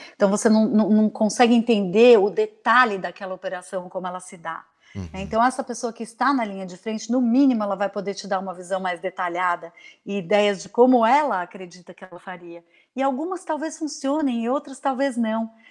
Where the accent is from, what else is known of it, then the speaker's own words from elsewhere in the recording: Brazil; moved away as an adult; also born or lived in Maui, Hawaii / São Paulo, Brazil; now in Vancouver, Canada; eu saí do Brasil para passar um ano fora e acabei ficando por oito anos uhum. fora do Brasil.